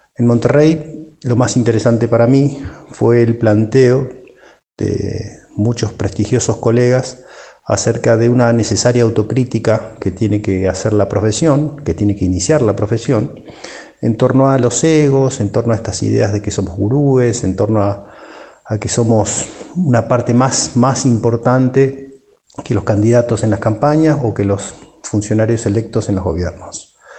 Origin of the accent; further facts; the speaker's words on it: Argentina; de Argentina, consultor